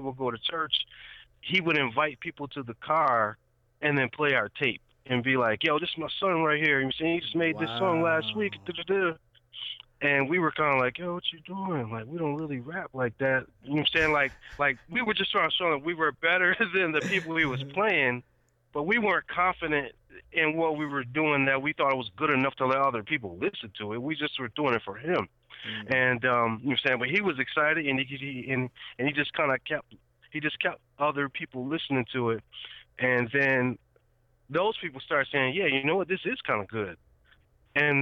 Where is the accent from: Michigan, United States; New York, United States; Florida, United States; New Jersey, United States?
New York, United States; Rochester; now in Nashville, United States; I'm from, you know what I'm saying, Rochester, New York